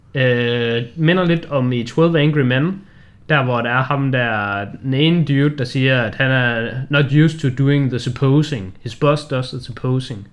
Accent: Denmark; vi er danskere

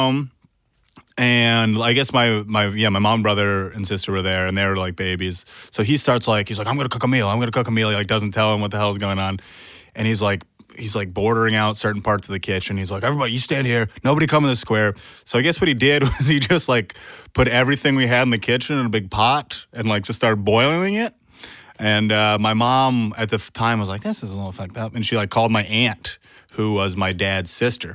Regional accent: upstate New York, United States; also born or lived in Vermont; I was born in Vermont, and then as a baby, when I was about 3, we moved to upstate New York.

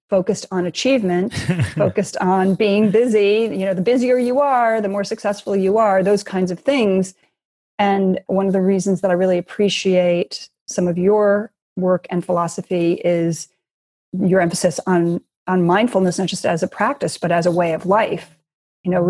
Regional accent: Los Angeles, California, United States; also born or lived in Chicago, Illinois; I grew up in Chicago and Los Angeles. So I was born in Chicago. And then when I was 8, I actually moved to Los Angeles with my mother.

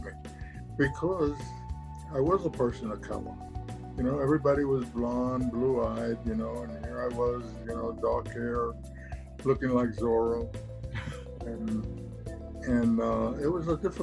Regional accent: New York City, New York, United States; moved away; also born or lived in Atlanta; I was born and raised in Brooklyn, you know, Puerto Rican family

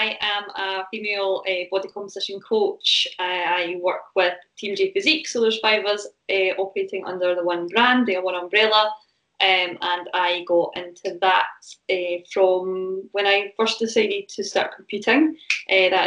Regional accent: Falkirk, Scotland, United Kingdom; now in Stirling, United Kingdom; I live in Stirling now, but I come from all the far away of Falkirk, which is like 20 minutes up the road

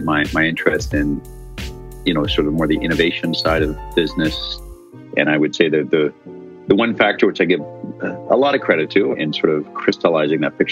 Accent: Ottawa, Ontario, Canada; moved away as an adult; also born or lived in Ireland; My parents ran what was one of the largest commercial construction businesses in my hometown of Ottawa, Canada.

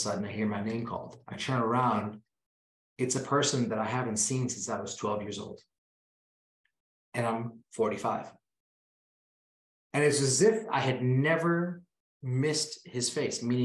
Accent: Kenya; moved away; I was born in Kenya.

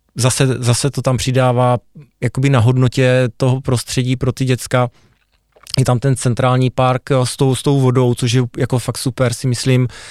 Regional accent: Hodonín, South Moravian Region, Czechia; moved away as an adult; now in Zlín, Czech Republic; jsem hrdý na to, že pocházím z Hodonína, a že jsem se tam narodil.

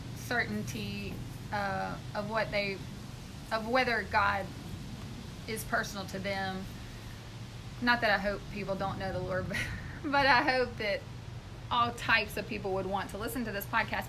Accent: Mississippi, United States; We're from Mississippi

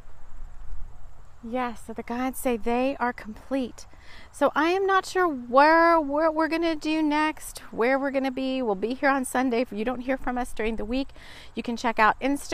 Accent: South Texas, United States; moved away as an adult; also born or lived in London; I grew up in South Texas, mainly in South Texas

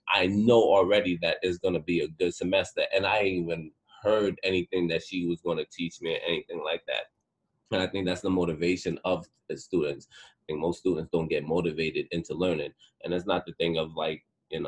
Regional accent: Mount Vernon, New York, United States; I'm from Mount Vernon in Westchester.

